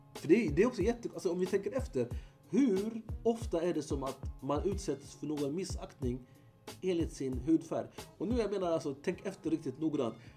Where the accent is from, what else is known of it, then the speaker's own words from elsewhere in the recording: Eritrea; now in Sweden; Eritrea så har vi nio folkgrupper